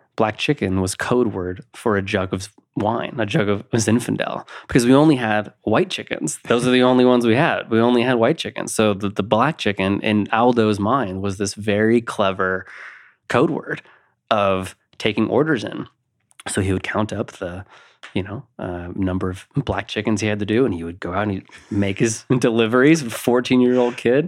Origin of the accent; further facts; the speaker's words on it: Napa, California, United States; now in Colorado, United States; I, I grew up in Napa, California, which is, I mean, it's a little agriculture town